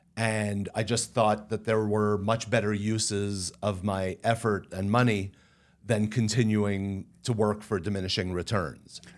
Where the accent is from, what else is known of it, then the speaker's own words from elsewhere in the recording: Canada; I'm Canadian and speak French